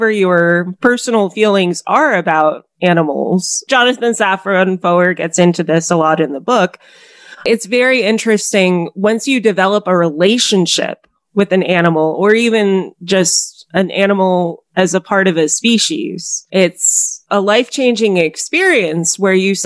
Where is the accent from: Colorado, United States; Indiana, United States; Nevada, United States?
Colorado, United States; I spent a lot of time when I was growing up in Colorado